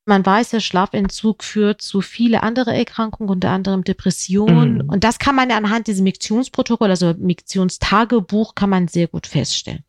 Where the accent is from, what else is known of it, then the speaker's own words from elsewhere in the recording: Hamburg, Germany; ich komme ja aus Hamburg